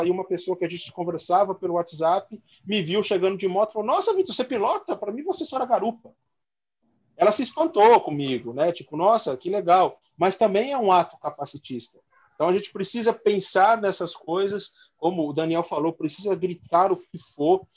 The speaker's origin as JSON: {"language": "Portuguese", "region": "São Paulo", "country": "Brazil", "tie": "born or raised there", "said": "a gente nasceu na Vila Maria, periferia"}